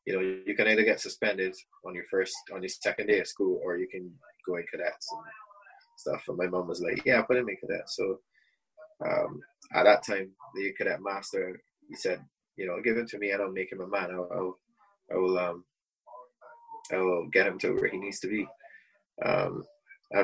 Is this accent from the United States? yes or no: no; Saint John, Barbados; moved away; also born or lived in Bridgetown, Barbados; I was born in Bristol in Barbados, and grew up in the eastern part of the country, part called St. John